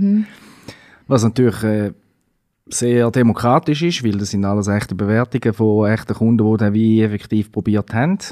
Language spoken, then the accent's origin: German; Switzerland; bei uns in der Schweiz